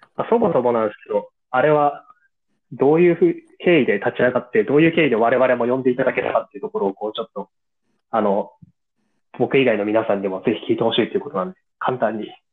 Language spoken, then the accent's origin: Japanese; Hokkaido, Japan; moved away; 地元の北海道